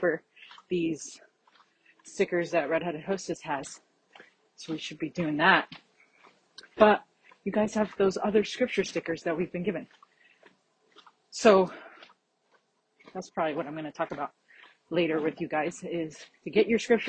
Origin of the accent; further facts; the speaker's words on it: Florida, United States; I grew up in Florida